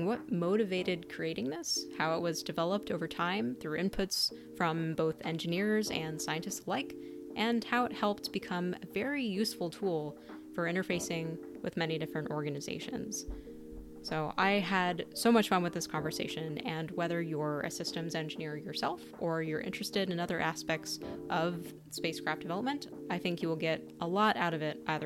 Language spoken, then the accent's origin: English; Arizona, United States; moved away as an adult; now in East Coast, United States; I grew up in Arizona